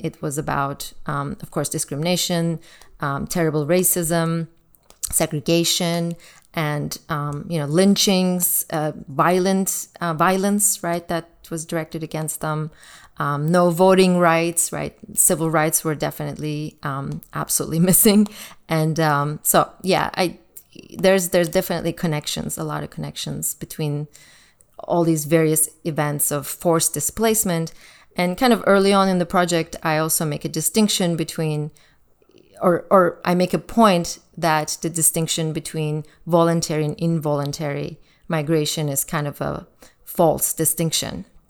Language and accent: English; Turkey; moved away; Growing up in Turkey in the nineteen eighties